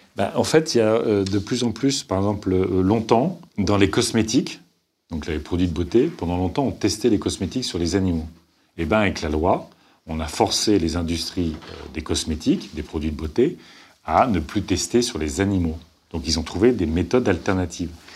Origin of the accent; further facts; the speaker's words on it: Picardy, Hauts-de-France, France; moved away; Quand je vais en Picardie, là d'où je viens